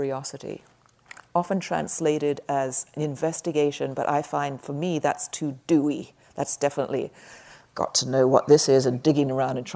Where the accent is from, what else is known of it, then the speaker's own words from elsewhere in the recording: England, United Kingdom; moved away; When I was growing up in England in the 50s